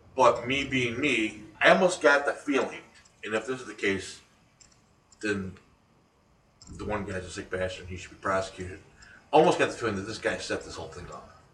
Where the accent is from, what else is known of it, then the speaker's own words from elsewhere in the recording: United States; as an American citizen